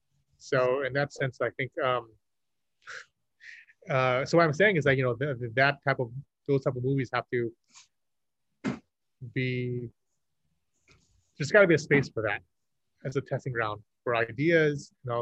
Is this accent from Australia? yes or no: no; Vietnam; I mean, you know, I am Vietnamese. I'm not a Vietnamese citizen. I know I was born and raised in Vietnam.